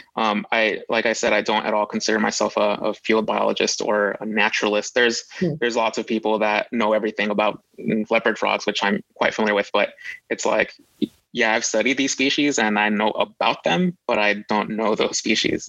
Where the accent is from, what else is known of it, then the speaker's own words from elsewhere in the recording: Los Angeles, California, United States; I grew up in Los Angeles